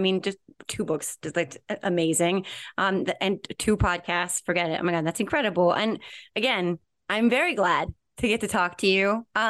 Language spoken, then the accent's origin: English; Whippany, New Jersey, United States; I grew up in Whippany, which is the town right next to Parsippany.